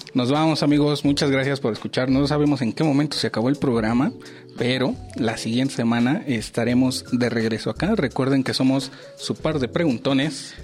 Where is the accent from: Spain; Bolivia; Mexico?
Mexico; los mexicanos